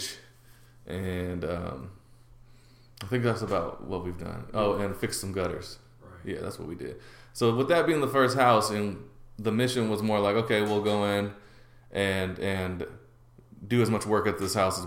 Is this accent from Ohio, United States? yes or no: no; Portland, Oregon, United States; growing up in Portland and being in Portland how much neighborhoods changed